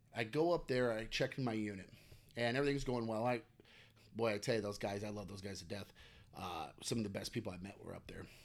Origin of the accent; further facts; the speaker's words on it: Cedar Rapids, Iowa, United States; also born or lived in Arizona; I grew up in Cedar Rapids, and I was, uh, uh, went to Jefferson, graduated in two thousand one